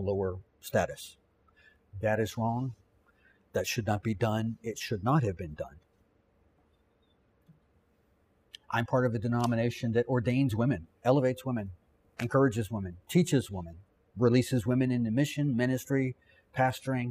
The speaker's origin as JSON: {"language": "English", "region": "Virginia", "country": "United States", "tie": "born or raised there", "said": "I grew up here in Virginia"}